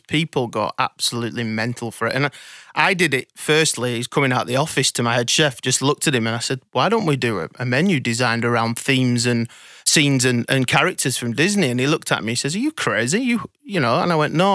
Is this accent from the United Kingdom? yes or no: yes; Blackburn, North West England, United Kingdom; now in Sydney, Australia; I was brought up in Blackburn in, in the U K